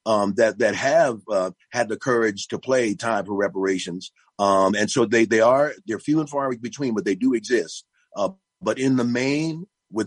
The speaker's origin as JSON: {"language": "English", "town": "Yonkers", "region": "New York", "country": "United States", "tie": "born or raised there", "moved": "yes", "lives_now": "Minneapolis, United States", "said": "I'm a proud native, actually born and raised in Yonkers, New York"}